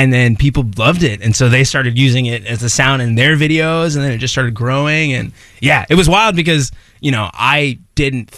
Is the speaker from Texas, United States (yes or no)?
yes; Allen, Texas, United States; Allen, Texas